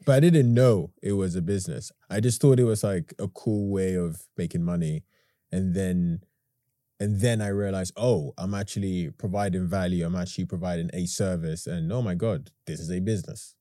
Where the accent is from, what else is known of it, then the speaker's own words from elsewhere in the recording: London, United Kingdom; also born or lived in Ghana; I was born in Hackney in nineteen ninety-four. I went to live in Ghana for ten years. I came back here when I was, what, ten?